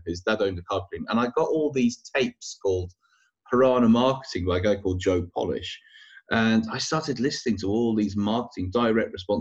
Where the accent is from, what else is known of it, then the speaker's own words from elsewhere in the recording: York, Yorkshire and the Humber, United Kingdom; moved away as an adult; also born or lived in Manchester; now in London, United Kingdom; I'm originally from York, and I moved to Manchester when I was 18 to go to university